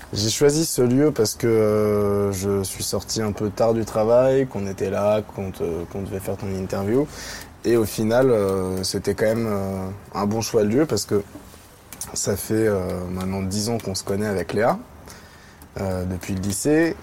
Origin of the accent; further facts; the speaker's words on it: Paris, Île-de-France, France; j'ai grandi à Paris. Je suis né en 1994.